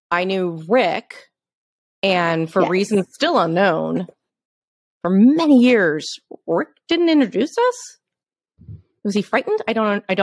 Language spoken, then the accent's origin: English; New York, United States; as a child growing up in New York, I was a child actor